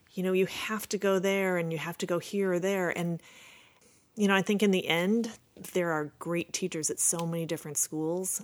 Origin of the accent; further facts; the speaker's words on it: Chicago, Illinois, United States; I grew up in Rogers Park on the north side of the city